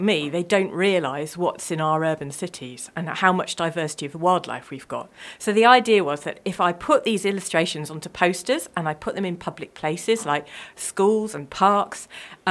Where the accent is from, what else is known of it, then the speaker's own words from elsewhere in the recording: near the Somerset Levels, South West England, United Kingdom; I grew up near the Somerset Levels